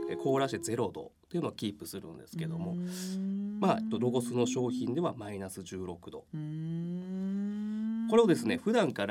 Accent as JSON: {"language": "Japanese", "region": "Kansai", "country": "Japan", "tie": "born or raised there", "moved": "yes", "said": "私自身ちょっと関西の出身ということでして"}